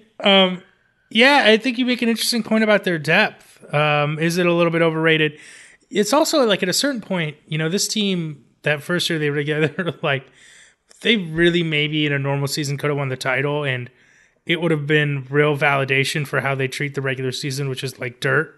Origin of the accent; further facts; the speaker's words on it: Los Angeles, California, United States; my hometown, Los Angeles